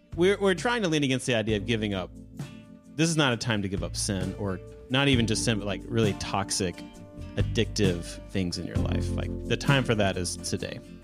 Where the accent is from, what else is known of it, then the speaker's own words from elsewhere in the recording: United States; I'm an American